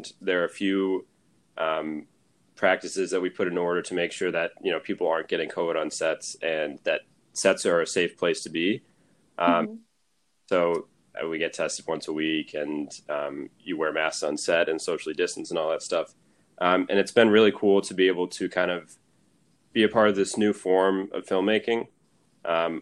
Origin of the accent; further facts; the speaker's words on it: Syracuse, New York, United States; moved away as an adult; now in Los Angeles, United States; I had never lived anywhere outside of Syracuse